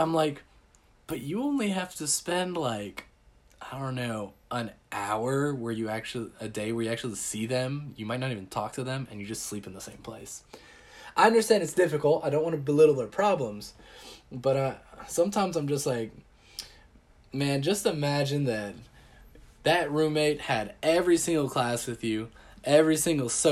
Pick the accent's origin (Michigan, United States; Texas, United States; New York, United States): Texas, United States; I'm from Texas. It's flat as heck.